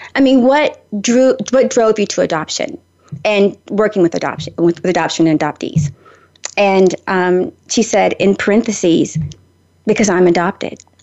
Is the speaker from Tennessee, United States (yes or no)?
yes; Nashville, Tennessee, United States; I'm from Nashville